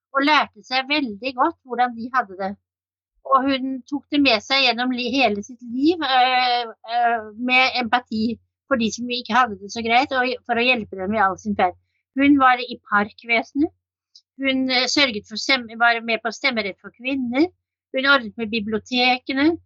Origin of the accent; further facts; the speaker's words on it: Oslo, Norway; moved away as an adult; now in Kragerø, Norway; Jeg er født og oppvokst i Oslo